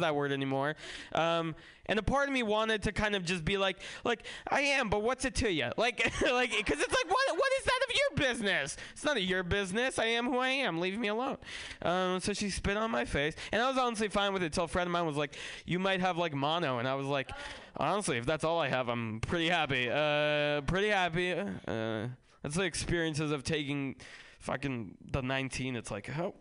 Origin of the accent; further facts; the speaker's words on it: San Francisco, California, United States; also born or lived in Russia; I grew up in San Francisco